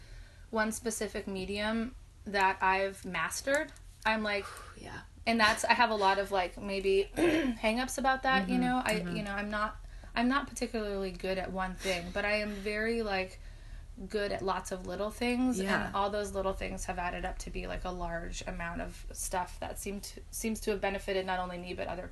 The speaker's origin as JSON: {"language": "English", "town": "Seattle", "region": "Washington", "country": "United States", "tie": "born or raised there", "also_born_or_lived": "Milwaukee, Wisconsin", "moved": "yes", "said": "I grew up in the Pacific Northwest in the suburbs of Seattle in the 90s."}